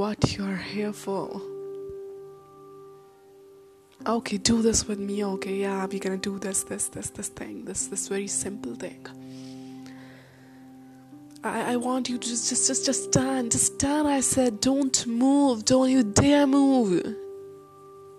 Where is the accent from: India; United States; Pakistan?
India; I'm an Indian girl